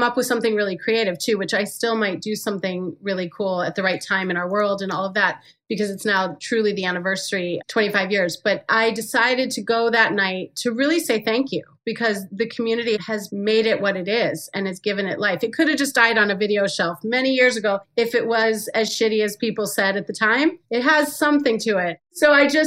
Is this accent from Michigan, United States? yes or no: yes; Farmington Hills, Michigan, United States; moved away; I came from Farmington Hills, Michigan